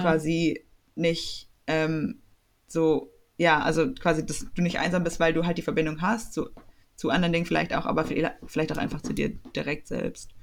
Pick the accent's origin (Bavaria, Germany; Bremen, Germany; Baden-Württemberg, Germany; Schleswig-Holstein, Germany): Baden-Württemberg, Germany; Swabia; accent: Swabian; mit meinem schwäbischen Akzent